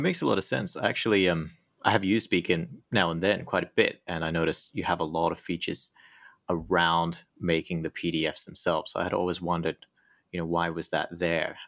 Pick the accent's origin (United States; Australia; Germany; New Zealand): Australia; also born or lived in United Kingdom; now in Thailand; I used to live in the U K, but I'm actually from Australia